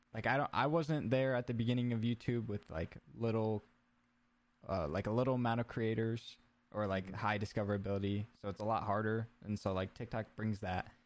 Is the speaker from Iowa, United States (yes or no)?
yes; Iowa, United States; also born or lived in Ankeny, Iowa; I'm from Iowa as well as Ben is